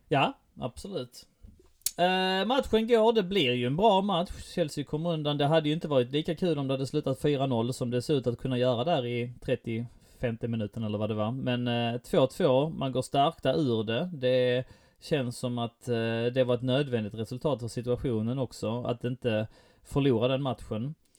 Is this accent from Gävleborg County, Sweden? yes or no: no; Helsingborg, Skåne, Sweden; jag är från Helsingborg